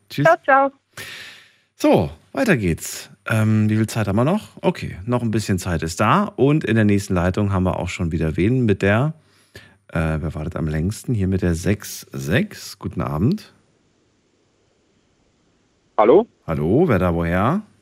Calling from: Losheim am See, Saarland, Germany; Ich bin aus dem Saarland. Aus der Ecke Saarland, na gut. Aus, ist... aus Losheim am See.

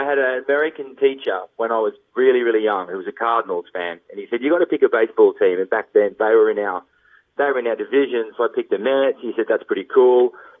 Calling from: Surfers Paradise, Queensland, Australia; Surfers Paradise, Australia.

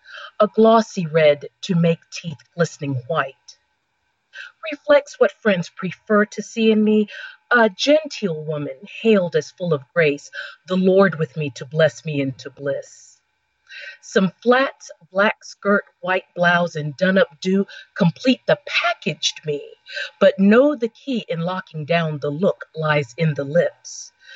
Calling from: Rock Hill, South Carolina, United States; I am calling from Rock Hill, South Carolina. It is 10:05 p.m. over here. I live about a half hour away from the North South Carolina border.

